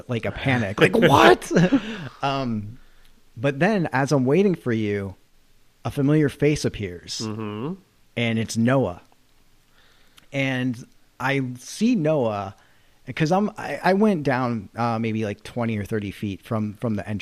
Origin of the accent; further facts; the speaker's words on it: Massachusetts, United States; I'm from Massachusetts